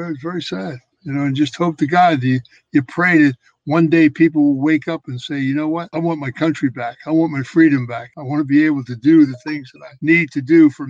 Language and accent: English; Philadelphia, Pennsylvania, United States; When I was a kid growing up in Philadelphia